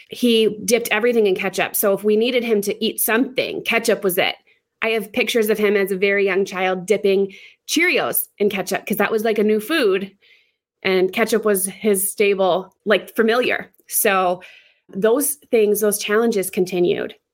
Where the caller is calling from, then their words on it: South Dakota, United States; I am in South Dakota.